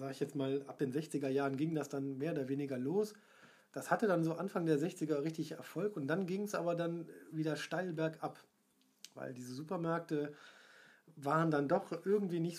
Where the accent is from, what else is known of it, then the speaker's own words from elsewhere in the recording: Essen, North Rhine-Westphalia, Germany; ich getraue es mich kaum zu sagen als Essener.